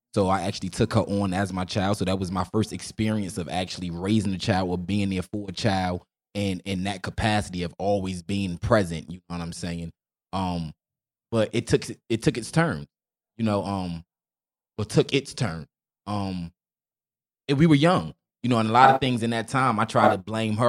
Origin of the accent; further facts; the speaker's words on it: Newark, New Jersey, United States; I was born and raised, you know, Newark, New Jersey